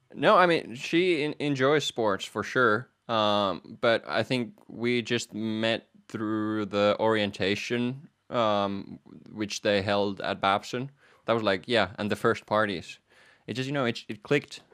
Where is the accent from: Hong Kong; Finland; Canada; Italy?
Finland; moved away as an adult; also born or lived in Manchester, United Kingdom / Netherlands; I am from Finland